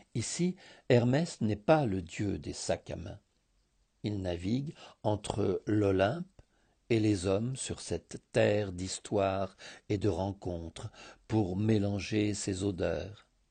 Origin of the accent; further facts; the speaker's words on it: Thessaloniki, Central Macedonia, Greece; also born or lived in France; now in Sitia, Greece; enfant des années soixante à Thessalonique